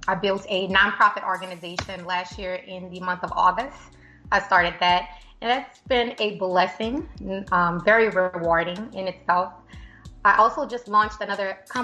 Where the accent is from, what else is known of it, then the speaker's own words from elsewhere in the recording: LaPlace, Louisiana, United States; now in Atlanta, United States; I'm from a little city right outside of New Orleans, about 20 minutes outside, called La Place. So I have to represent for La Place, Louisiana